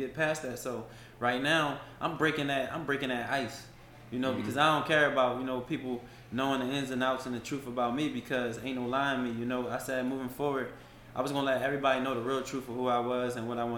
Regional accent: Philadelphia, Pennsylvania, United States; moved away as an adult; now in Atlanta, United States; how I was raised in Philly

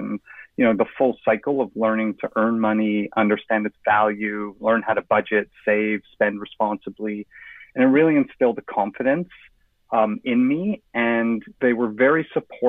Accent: Toronto, Ontario, Canada; moved away as an adult; also born or lived in Johannesburg, South Africa / London, England; I grew up in Toronto

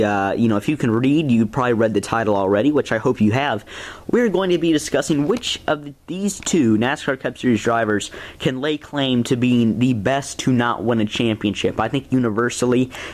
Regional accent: Arkansas, United States; my home state of Arkansas

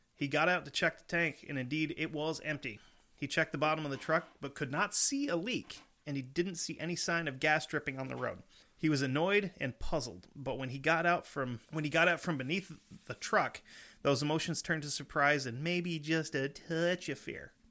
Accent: Vermont, United States; we're from Vermont

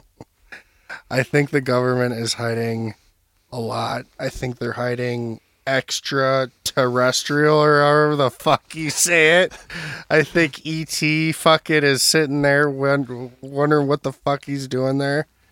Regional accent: Burnsville, Minnesota, United States; I'm from Burnsville, Minnesota

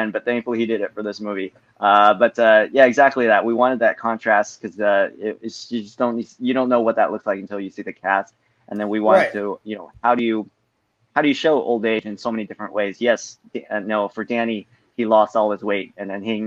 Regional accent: United States; as Asian American

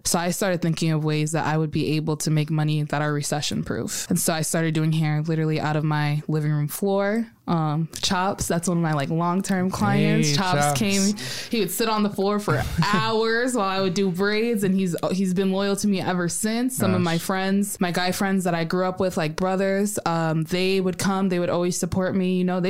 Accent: South Sudan; now in United States; I'm from South Sudan. At the time, it was still Sudan.

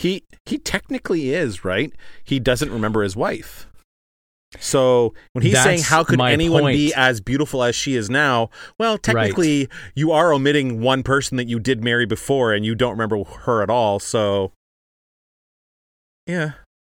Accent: Ottawa, Ontario, Canada; I'm from Ottawa, I'm Ontario, from Canada.

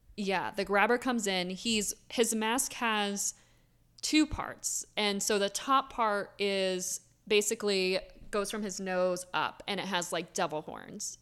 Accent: Florida, United States; now in Philadelphia, United States; I grew up in Florida, so I have a lot of Florida stories

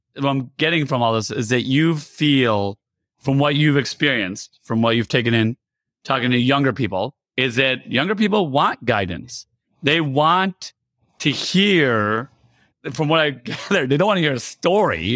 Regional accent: United States; also born or lived in Iran; I grew up here in America, and I was originally born in Iran.

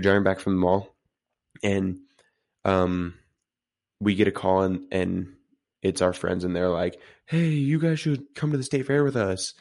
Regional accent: Utah, United States; we're, we're from Utah

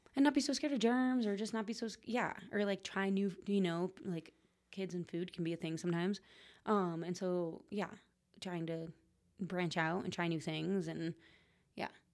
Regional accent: Trumbull, Connecticut, United States; moved away as an adult; also born or lived in Vermont; Trumbull. It's the name of the town I grew up in, actually.

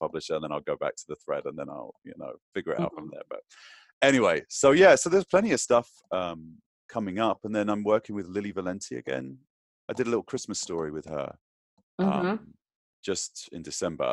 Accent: United Kingdom; I'm British

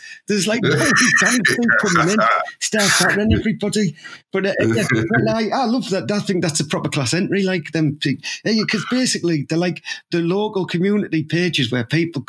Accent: Teesside, North East England, United Kingdom; accent: Teesside; I just love the way we speak in general. I think our lexicon is so diverse and unique to Teesside

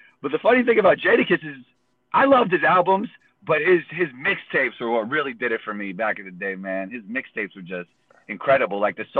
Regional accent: New York City, New York, United States; Growing up in New York is a big part of it

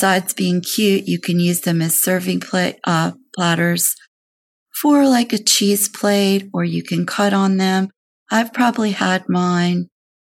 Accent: Maryland, United States; moved away; My home state is Maryland

